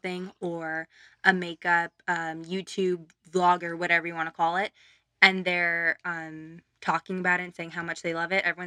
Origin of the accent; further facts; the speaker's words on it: Burbank, California, United States; I grew up in Burbank, yeah. Yes. 10 different apartment buildings, but still Burbank